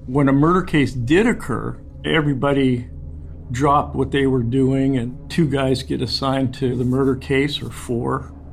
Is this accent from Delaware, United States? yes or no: no; Santa Cruz, California, United States; Mickey and I were born and raised in Santa Cruz